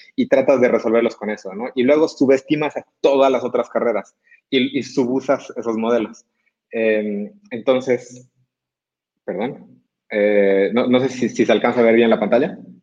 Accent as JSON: {"language": "Spanish", "region": "Cochabamba", "country": "Bolivia", "moved": "as an adult", "lives_now": "Monterrey, Mexico", "said": "Yo soy boliviano, nací en Cochabamba, eh, estudié aquí en Monterrey"}